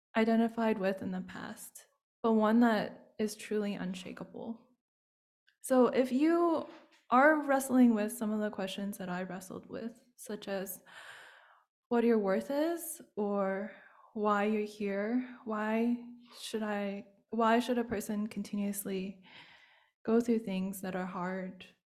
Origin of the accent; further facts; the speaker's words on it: United States; being Chinese American